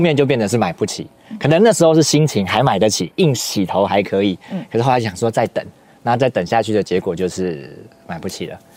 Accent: Taiwan; 我们台湾人如果我住三重，我住林口，我住信义大安区，我们会不会很差别化？

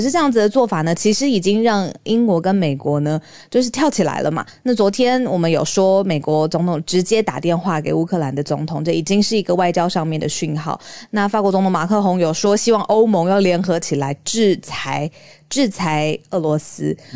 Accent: Taiwan; 身为台湾人

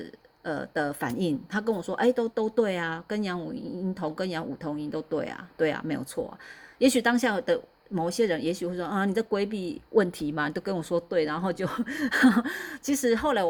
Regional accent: central Taiwan, Taiwan; 那时候我我是中部人啊，我是中部人搬上来的。那那时候我还在中部

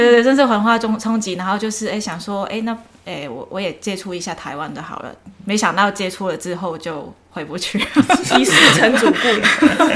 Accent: Macau; first language Cantonese; Chinese is a second language; 我是在澳门出生

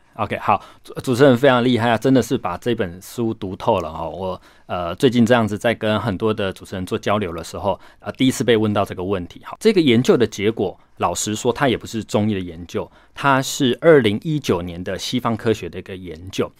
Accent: Taiwan; COVID-19 在我们台湾呢

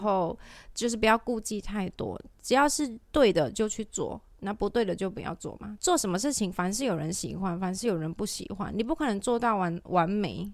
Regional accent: Malaysia; moved away as an adult; now in Taiwan; 因为我是马来西亚人

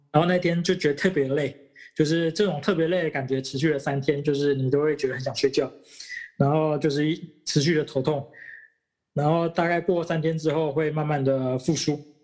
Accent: Taiwan; moved away as an adult; now in Thailand; 我刚好又是台湾人

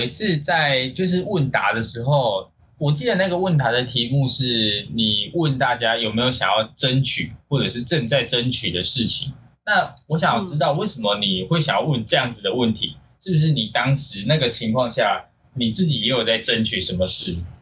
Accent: Tainan, Taiwan; 我身为一个台南人

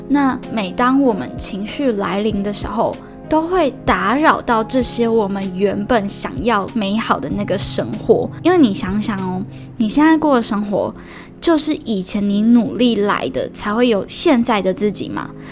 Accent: Yunlin County, Taiwan; now in Northern Taiwan, Taiwan; 我是云林来的孩子，所以在北部都没有人可以跟我讲台语

